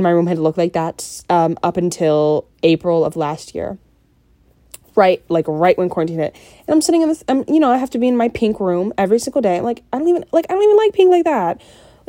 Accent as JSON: {"language": "English", "town": "Simpsonville", "region": "Kentucky", "country": "United States", "tie": "born or raised there", "said": "I grew up in Simpsonville"}